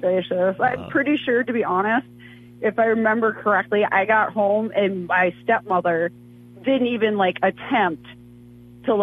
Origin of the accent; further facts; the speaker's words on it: North Dakota, United States; moved away; I grew up in North Dakota